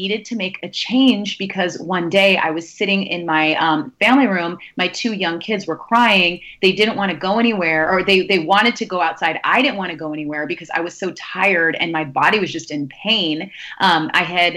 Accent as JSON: {"language": "English", "town": "Sacramento", "region": "California", "country": "United States", "also_born_or_lived": "New York", "moved": "as an adult", "lives_now": "New Jersey, United States", "said": "I'm originally from the Bay Area and from Sacramento in California"}